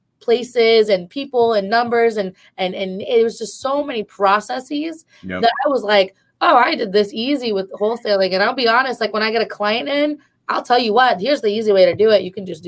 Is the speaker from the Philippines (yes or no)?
yes; Philippines; us as Filipino women and just Filipinos in general